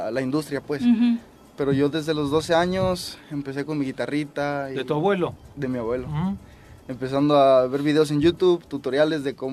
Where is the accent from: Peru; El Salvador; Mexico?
Mexico; Mexico City; Yo soy de La Lagunilla.